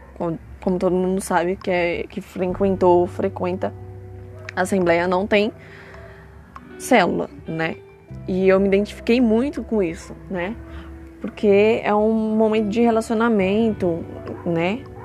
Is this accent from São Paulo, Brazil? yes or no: yes; Franco da Rocha, São Paulo, Brazil; eu nasci em Franco da Rocha, lá também, eu sempre fui pra igreja